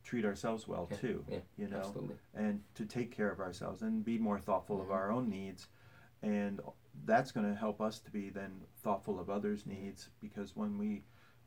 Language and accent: English; Midwest, United States; moved away as an adult; also born or lived in New York City; now in Atlanta, United States; when I grew up in the Midwest